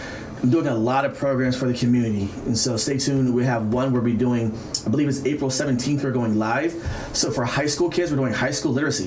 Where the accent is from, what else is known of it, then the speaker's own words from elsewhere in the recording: Pittsburgh, Pennsylvania, United States; moved away as an adult; also born or lived in Baltimore, Maryland; So I was born and raised on the East Coast, Pittsburgh, Pennsylvania.